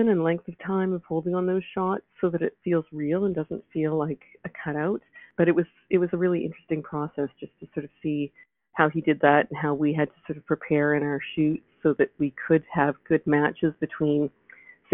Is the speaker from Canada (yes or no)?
yes; Vancouver, British Columbia, Canada; moved away as an adult; also born or lived in Toronto; my husband and I were both born and raised in Vancouver